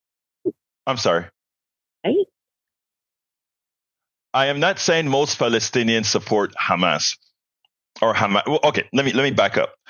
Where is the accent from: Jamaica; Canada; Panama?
Panama; now in United States; I'm from Panama, Central America